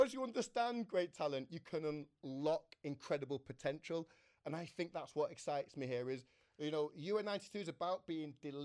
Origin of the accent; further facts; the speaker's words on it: Manchester, North West England, United Kingdom; I'm a Manchester lad, born here